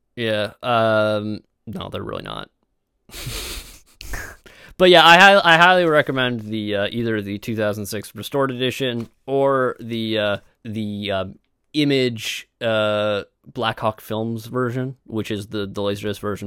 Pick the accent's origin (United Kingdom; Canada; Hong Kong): Canada; we are from Canada